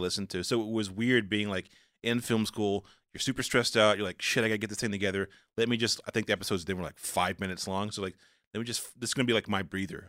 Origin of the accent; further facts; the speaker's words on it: the South, United States; I'm a black guy, I'm from the South